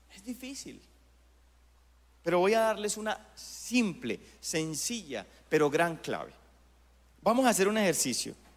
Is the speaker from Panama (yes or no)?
no; Colombia; nuestro país